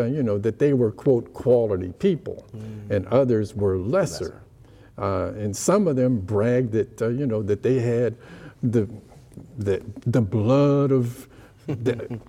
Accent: Ohio, United States; Yeah, so all that was part of, the legacy I had as a kid growing up in Ohio.

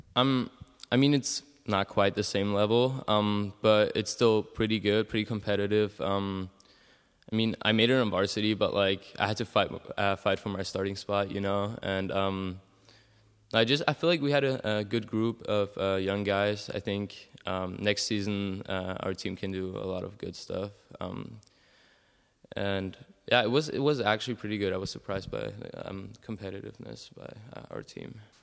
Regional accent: Salzburg, Austria; also born or lived in Keizer, Oregon; I'm from Salzburg, Austria

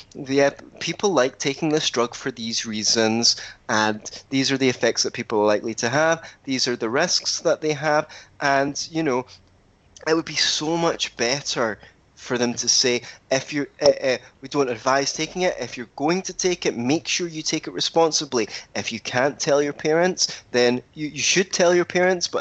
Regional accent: Scotland, United Kingdom

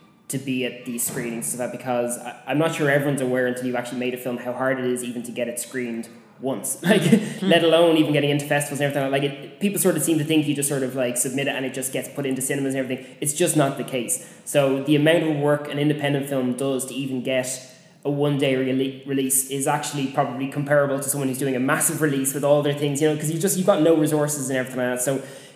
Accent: Ireland; I'm an Irish person.

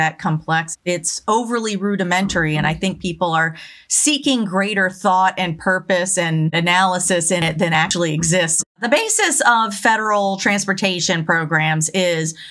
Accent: Louisiana, United States; I'm from Louisiana.

